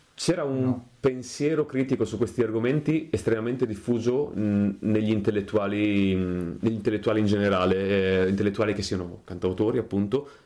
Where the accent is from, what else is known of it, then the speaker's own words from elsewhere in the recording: Mirandola, Emilia-Romagna, Italy; now in Bologna, Italy; sono di Mirandola, provincia di Modena